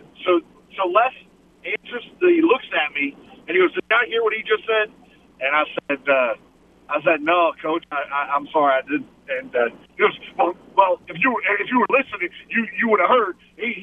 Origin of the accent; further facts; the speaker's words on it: New Orleans, Louisiana, United States; moved away; I'm from New Orleans, right? So all the New Orleans guys know me.